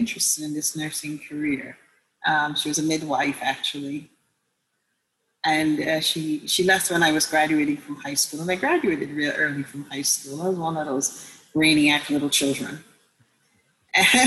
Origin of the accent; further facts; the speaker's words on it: Guyana; moved away as an adult; also born or lived in Jamaica; now in United States; I am originally from Guyana, formerly British Guyana, in South